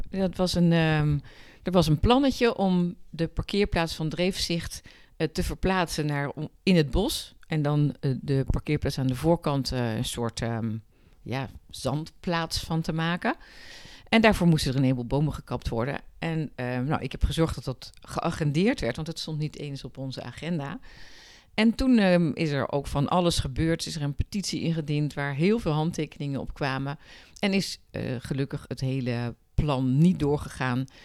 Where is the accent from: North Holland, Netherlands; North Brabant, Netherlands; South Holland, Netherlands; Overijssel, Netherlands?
South Holland, Netherlands; Rotterdam; born there; now in Haarlem, Netherlands; Ik ben eh, geboren in Rotterdam. Maar ik vind. Het is wel echt mijn stad. Ik vind Haarlem een heerlijke stad waar ik echt met heel veel plezier woon.